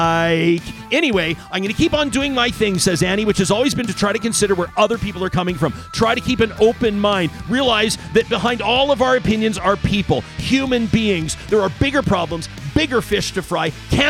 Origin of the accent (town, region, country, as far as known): Saskatchewan, Canada; born there; also born or lived in Alberta